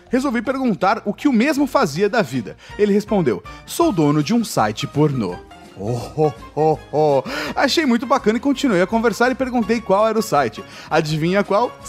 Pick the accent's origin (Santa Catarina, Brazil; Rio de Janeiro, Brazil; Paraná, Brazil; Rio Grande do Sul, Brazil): Paraná, Brazil; Maringá; sou de Maringá, no Paraná.